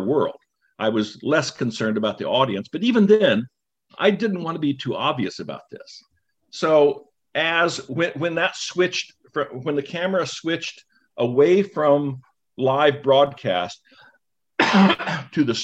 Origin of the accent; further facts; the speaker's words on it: Bethel, Alaska, United States; moved away; I'm from Bethel, because that's where I grew up. I wasn't born there.